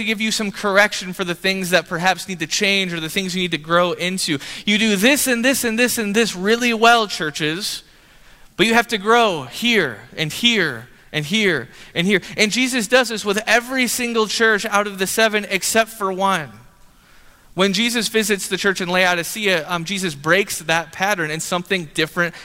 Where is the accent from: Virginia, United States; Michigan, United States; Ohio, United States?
Michigan, United States; Grand Rapids; I was born in Grand Rapids area in Michigan. And the house that I grew up in was like an 80-year-old house